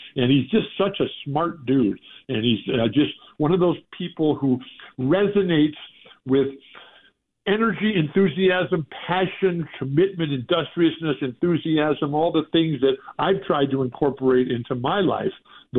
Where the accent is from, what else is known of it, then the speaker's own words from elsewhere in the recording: San Diego, California, United States; when I first found the Boston Celtics in the early 1960s on the radio in my hometown of San Diego